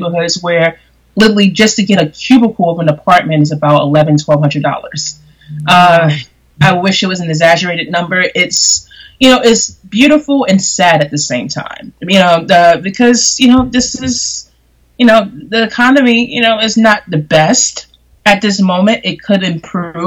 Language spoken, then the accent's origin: English; New York City, New York, United States; I've been born and raised here in Brooklyn, New York. I'm from Bedford-Stuyvesant, parts of Crown Heights